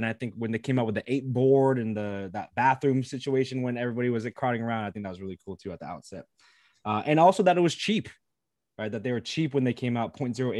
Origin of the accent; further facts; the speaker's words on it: Philippines; I'm Filipino as well.